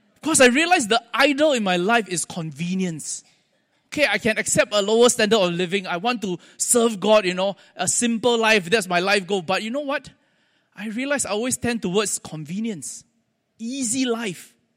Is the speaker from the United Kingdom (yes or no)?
no; Singapore; accent: Singlish; also born or lived in United States; I'm a Singaporean